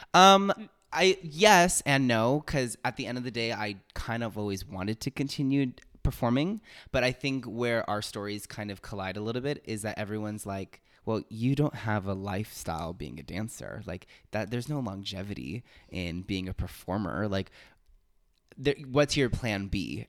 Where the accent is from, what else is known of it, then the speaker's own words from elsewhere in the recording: Los Angeles, California, United States; also born or lived in Miami, Florida; I'm originally from Miami, Florida. Um, I lived there until I was about eight, nine, nine years old. Um, and I moved to Los Angeles, California